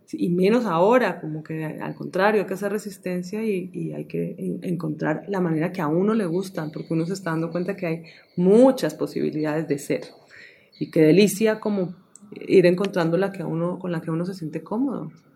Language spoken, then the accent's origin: Spanish; Colombia; moved away; cuando me fui de Colombia